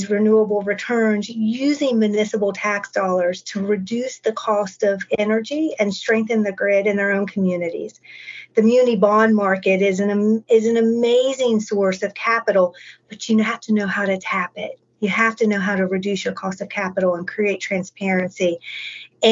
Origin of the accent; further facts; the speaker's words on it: West Virginia, United States; moved away; my hometown in West Virginia